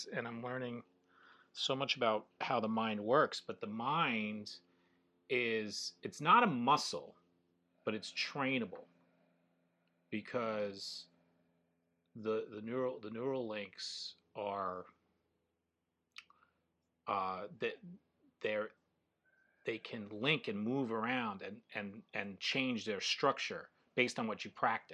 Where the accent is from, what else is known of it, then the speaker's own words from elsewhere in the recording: Long Island, New York, United States; me growing up in New York on Long Island